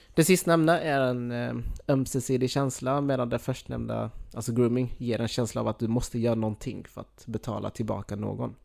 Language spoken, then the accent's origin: Swedish; Skåne, Sweden; jag som skåning